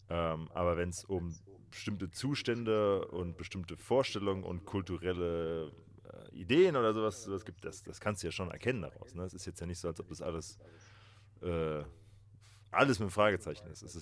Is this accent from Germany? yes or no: yes; Hesse, Germany; Nee, nee, ich komme ja auch aus Hesse.